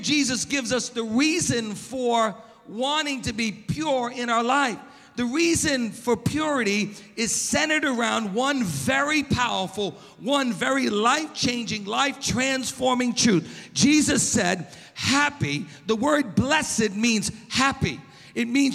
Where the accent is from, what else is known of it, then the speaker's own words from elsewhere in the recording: Long Beach, United States; moved away as an adult; now in Oceanside, United States; I grew up in Long Beach, And I love Long Beach. I mean, I live in Oceanside now